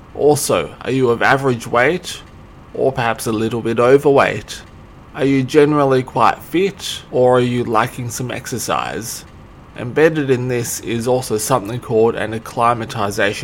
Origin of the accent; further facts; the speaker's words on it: Australia; I'm Australian, I'm from Australia, I'll take Australian cities as an example.